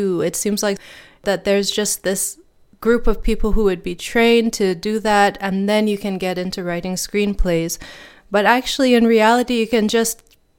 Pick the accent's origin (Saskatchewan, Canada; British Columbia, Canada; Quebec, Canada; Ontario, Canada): Quebec, Canada; Lennoxville; also born or lived in Edmonton; growing up in Lennoxville, Quebec, and bringing in the wider community to celebrate these days that are so important for us as Baha'is. And then after living in Lennoxville, we moved to Edmonton, Alberta